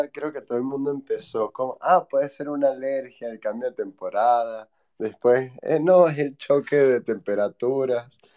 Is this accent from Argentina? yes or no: no; Venezuela; moved away as an adult; yo para los venezolanos sueno argentino y espero que para los argentinos todavía suene venezolano. Pero bueno, soy, soy de Venezuela y descubrí Bitcoin haciendo el research para mi tesis de maestría. En aquel momento había salido de Venezuela para